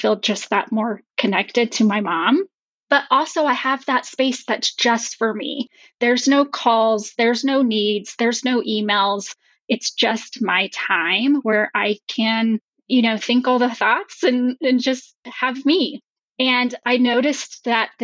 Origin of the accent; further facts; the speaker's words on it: New Mexico, United States; now in Colorado, United States; I grew up in New Mexico and now I live in Colorado with my husband